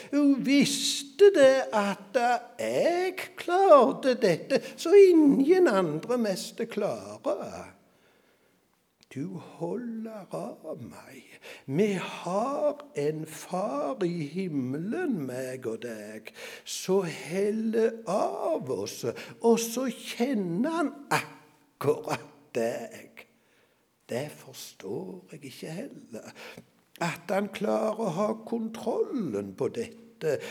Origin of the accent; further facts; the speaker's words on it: Norway; jeg drev gården hjemme på Salte